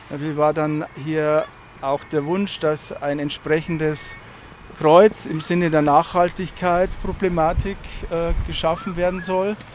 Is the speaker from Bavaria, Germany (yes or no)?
yes; Lenting, Bavaria, Germany; also ich komme ja aus Lenting, wenn ich morgens zur Tür rausgegangen bin zur Schule